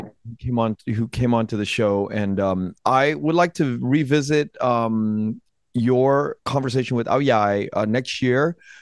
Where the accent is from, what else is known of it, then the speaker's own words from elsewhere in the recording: United States; I was born in America